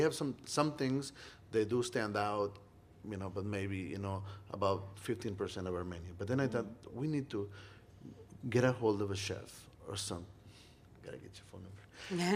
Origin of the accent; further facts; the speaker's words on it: Monterrey, Nuevo León, Mexico; now in Iowa City, United States; I was from Monterrey and we're known for grilling steaks